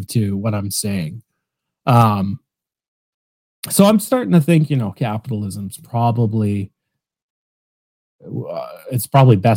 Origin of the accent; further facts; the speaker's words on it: Canada; I'm Canadian